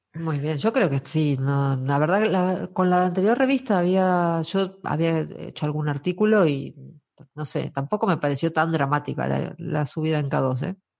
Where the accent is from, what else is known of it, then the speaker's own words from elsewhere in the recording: Argentina; now in Asturias, Spain; los argentinos nos conocemos todos.